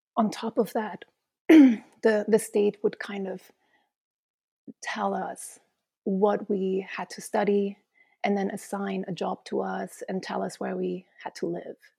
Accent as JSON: {"language": "English", "region": "East Germany", "country": "Germany", "tie": "born or raised there", "also_born_or_lived": "Mesquite, Nevada / England / Luxembourg / Tanzania", "moved": "as an adult", "said": "I was born in East Germany"}